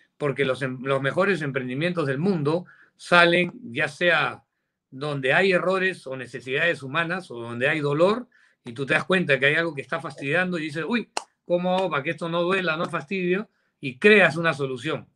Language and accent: Spanish; Peru; now in United States; como empresario peruano